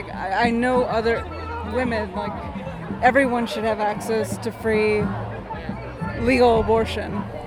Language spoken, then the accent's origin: English; Texas, United States; now in New York, United States; Luckily, we're in New York State, but I'm from Texas.